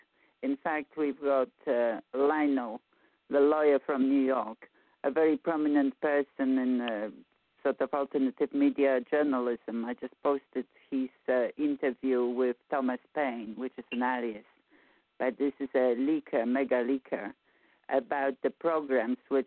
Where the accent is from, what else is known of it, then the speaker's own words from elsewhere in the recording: Poland; moved away; I'm from Poland.